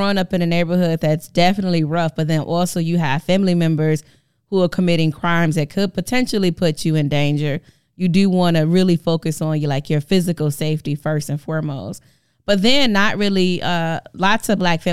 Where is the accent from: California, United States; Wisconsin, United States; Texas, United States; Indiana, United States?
Wisconsin, United States; Milwaukee; moved away as an adult; now in Madison, United States; I grew up in the actual for real hood in Milwaukee, Wisconsin